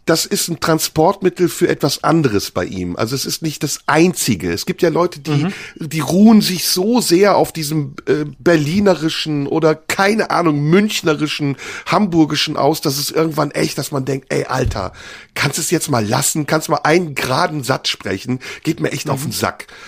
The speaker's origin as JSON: {"language": "German", "country": "Turkey", "said": "Wenn ich als Türke anfange, über deutsche Themen zu sprechen"}